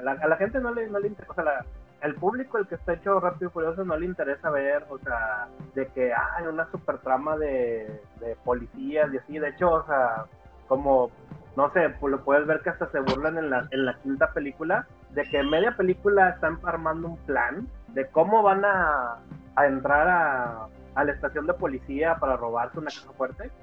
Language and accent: Spanish; Monterrey, Nuevo León, Mexico; yo acá en Monterrey, pues, bueno, para los que no saben, pues, yo soy de Regionalia, 100% regio